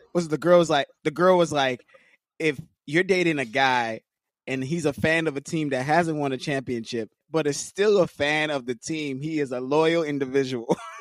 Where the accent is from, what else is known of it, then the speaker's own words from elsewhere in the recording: Los Angeles, California, United States; being born and raised in L